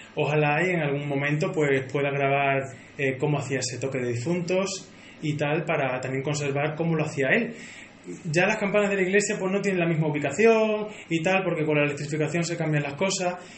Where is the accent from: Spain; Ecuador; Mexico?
Spain; Alange, Extremadura; yo siempre llevo a mi pueblo por bandera y siempre digo que soy de Alange